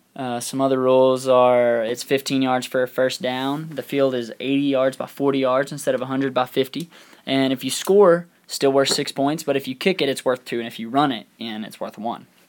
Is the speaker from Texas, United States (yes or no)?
yes; Throckmorton, Texas, United States; moved away; also born or lived in Lubbock, Texas; my hometown of Little Throckmorton, Texas